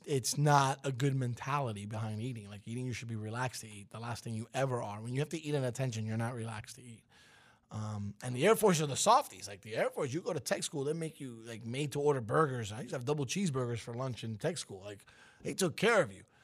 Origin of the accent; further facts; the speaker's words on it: New York City, New York, United States; moved away; Cuban, 'cause it's my heritage. Italian, 'cause I was raised in Brooklyn